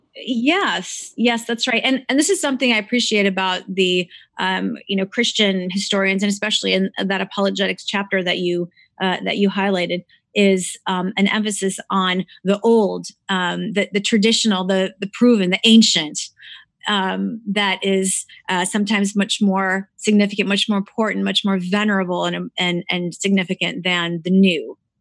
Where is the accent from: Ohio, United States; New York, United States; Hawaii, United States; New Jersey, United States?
Ohio, United States; Cleveland; I was not born in Romania. I was born actually in Cleveland, Ohio